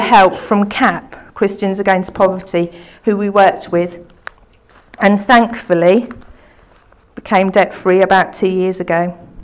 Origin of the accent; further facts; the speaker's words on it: Beccles, East of England, United Kingdom; the church that I grew up in in Beccles